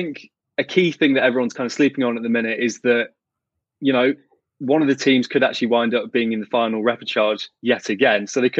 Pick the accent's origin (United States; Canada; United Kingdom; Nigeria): Canada; Mississauga, Ontario; I was born in Mississauga, Ontario.